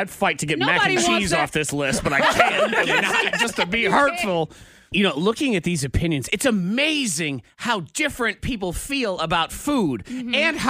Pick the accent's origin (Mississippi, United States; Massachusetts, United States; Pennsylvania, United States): Massachusetts, United States; Middleborough; I grew up in Middleborough, Massachusetts. This is true. The cranberry capital of the world.